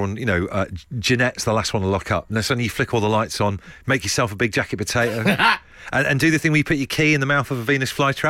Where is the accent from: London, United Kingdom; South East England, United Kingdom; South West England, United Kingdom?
South West England, United Kingdom; Trowbridge; I grew up in Trowbridge in Wiltshire